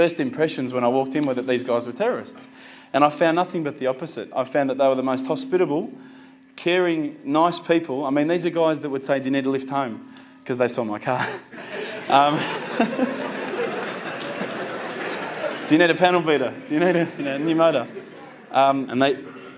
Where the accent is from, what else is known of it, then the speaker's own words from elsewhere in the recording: Australia; as an Aussie